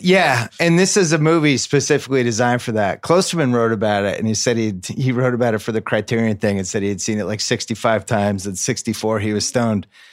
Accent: Brookline, Massachusetts, United States; when I was a kid growing up in Brookline

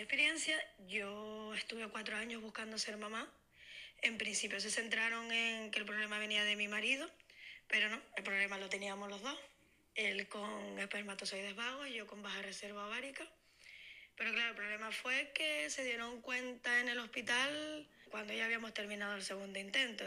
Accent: Tenerife, Canary Islands, Spain; soy de Tenerife

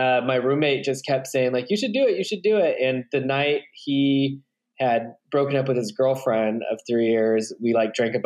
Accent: Redding, California, United States; now in Bend, United States; I'm originally from Northern California, a really crappy town called Redding

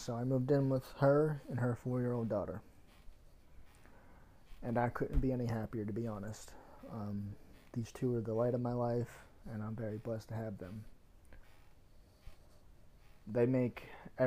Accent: Pittsburgh, Pennsylvania, United States; moved away as an adult; now in Virginia, United States; I'm from Pennsylvania, from Pittsburgh, my hometown

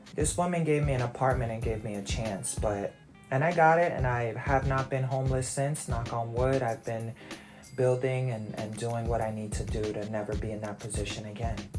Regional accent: New York, United States; moved away as an adult; now in Virginia, United States; I'm from New York, so it wasn't really the hood

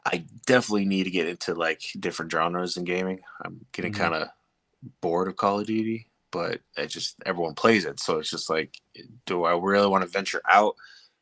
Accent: Montana, United States; now in Colorado, United States; I'm originally from Montana, but I, lived here for about almost 7 years now here in Colorado.

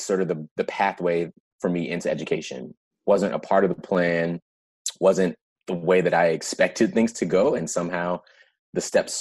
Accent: Prince George's County, Maryland, United States; I grew up in Prince George's County, Maryland, right outside DC

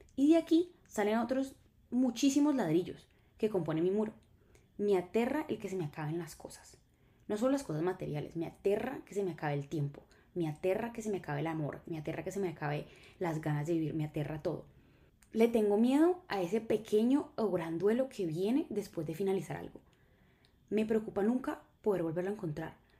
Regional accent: Colombia; en Colombia somos los reyes de la escasez

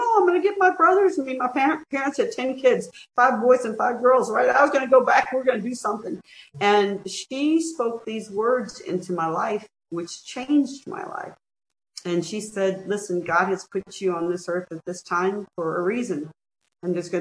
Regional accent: Mobile, Alabama, United States; Growing up in the Deep South in Mobile, Alabama, I lived through Jim Crow

